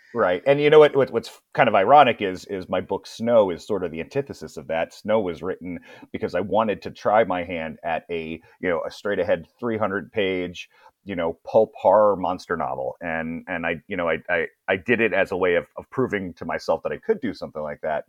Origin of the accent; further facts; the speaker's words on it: Annapolis, Maryland, United States; moved away; also born or lived in Brooklyn, New York; I'm originally from Brooklyn, New York